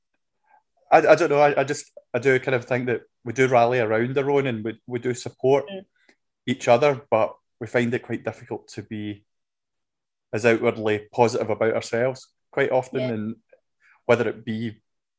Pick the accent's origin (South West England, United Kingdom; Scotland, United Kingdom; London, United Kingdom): Scotland, United Kingdom; ingrained in us as Scottish people as well, where we can be a wee bit kind of down on ourselves